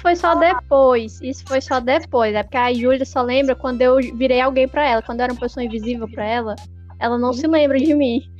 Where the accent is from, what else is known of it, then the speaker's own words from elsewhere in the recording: Ceará, Brazil; a gente é cearense